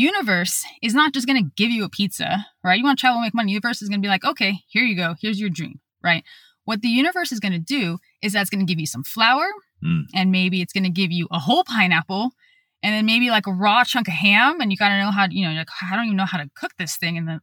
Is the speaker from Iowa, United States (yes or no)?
no; California, United States; moved away as an adult; also born or lived in Texas; We're from California, used to good weather